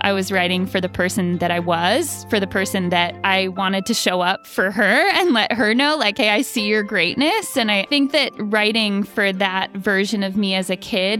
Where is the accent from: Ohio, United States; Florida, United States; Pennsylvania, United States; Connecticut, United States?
Connecticut, United States; now in Texas, United States; where I grew up in Connecticut doesn't show up.